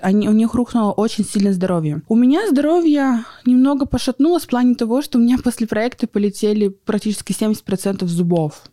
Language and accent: Russian; Surgut, Khanty-Mansi Autonomous Okrug, Russia; moved away as an adult; also born or lived in Yekaterinburg; я родилась в Хмао, в городе Сургуте. А, прожила до 20 лет в Сургуте.